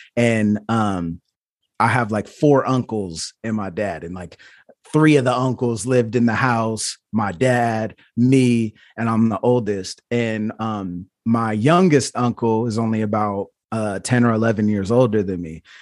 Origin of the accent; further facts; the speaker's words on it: Portland, Oregon, United States; I was born in Portland, Oregon